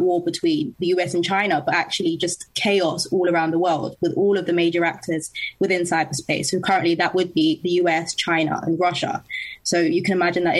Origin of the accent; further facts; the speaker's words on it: London, United Kingdom; I'm from London and I'm a contributor for Young Voices UK